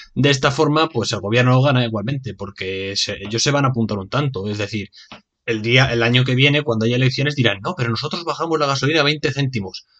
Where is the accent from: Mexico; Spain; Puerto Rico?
Spain; Así somos los españoles